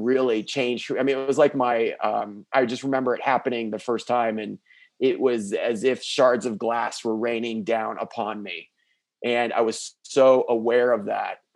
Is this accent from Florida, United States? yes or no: yes; South Florida, United States; also born or lived in Midwest; I was raised down in South Florida